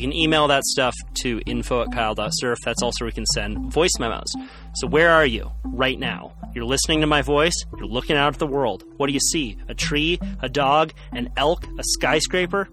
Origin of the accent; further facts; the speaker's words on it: Santa Cruz, California, United States; where I grew up in Santa Cruz